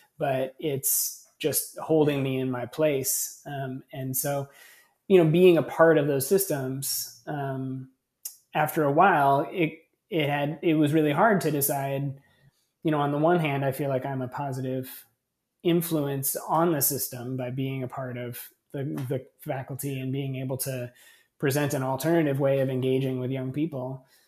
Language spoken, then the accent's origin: English; California, United States; And I was this lunatic from California who had all these weird progressive ideas about education.